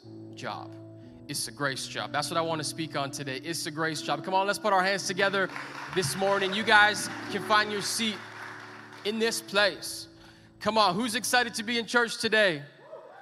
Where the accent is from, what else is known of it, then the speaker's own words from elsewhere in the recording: Edmonton, Alberta, Canada; I'm born and bred in Edmonton